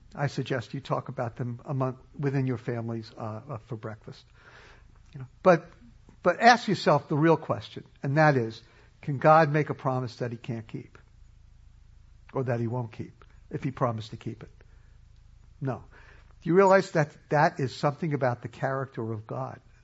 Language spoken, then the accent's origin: English; New York City, New York, United States; I grew up in New York City